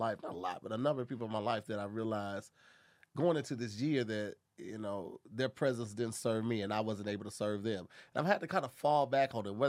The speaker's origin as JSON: {"language": "English", "town": "St. Louis", "region": "Missouri", "country": "United States", "tie": "born or raised there", "moved": "as an adult", "said": "my hometown, St. Louis, Missouri"}